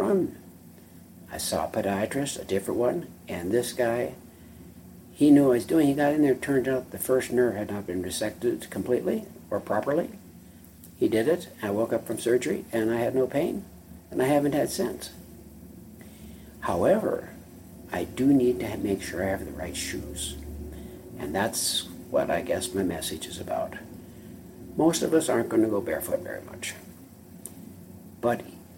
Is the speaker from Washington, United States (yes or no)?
no; North Dakota, United States; When I grew up in North Dakota, it's cold.